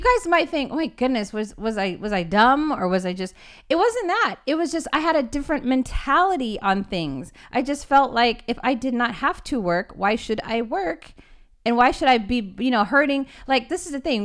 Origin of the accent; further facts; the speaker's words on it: Los Angeles, California, United States; I am from Los Angeles, California